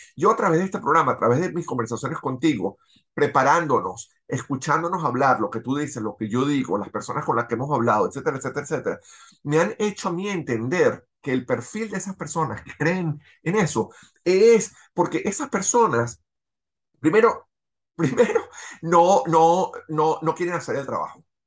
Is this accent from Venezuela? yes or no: yes; Venezuela; now in Los Angeles, United States; nosotros como venezolanos, tú viviendo en, en Miami, yo viviendo en Los Ángeles